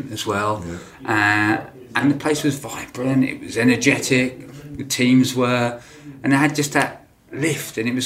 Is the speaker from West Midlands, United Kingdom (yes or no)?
no; Lewes, South East England, United Kingdom; Mother and father had a fruit farm nursery just outside Lewis. And I grew up on that fruit farm